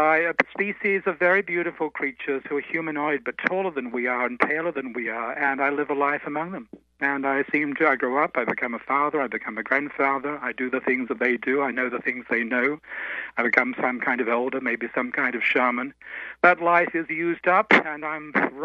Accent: Australia; I'm just a boy from the bush. I'm an Aussie, as you said. So I grew up in a country with the oldest tradition

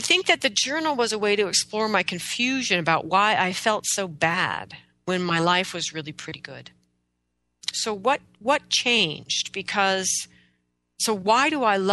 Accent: Oregon, United States; I was born and raised in Oregon, in the Pacific Northwest of the United States.

